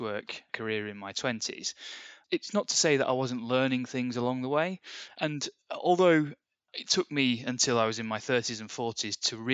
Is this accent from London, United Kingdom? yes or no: no; Bury, North West England, United Kingdom; Born in Bury. I like to say Lancashire, even though they moved the boundaries in 1974, just before I was born, and it became Greater Manchester. But still Lancashire to me. I grew up in the Northwest.